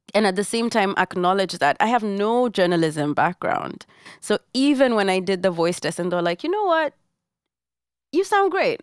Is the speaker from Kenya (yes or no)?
yes; Nairobi, Kenya; moved away as an adult; now in New York, United States; I grew up in Buruburu